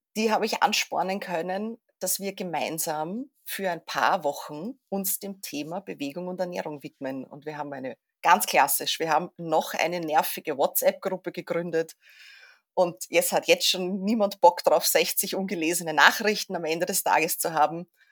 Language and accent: German; Vienna, Austria; ich komme aus Wien